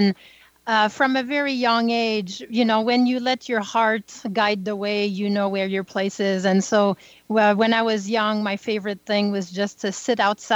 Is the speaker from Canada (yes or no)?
yes; small French town north of Montreal, Quebec, Canada; I'm French Canadian, so I grew up in the North Pole, what we call today. It's very, very small French town north of Montreal.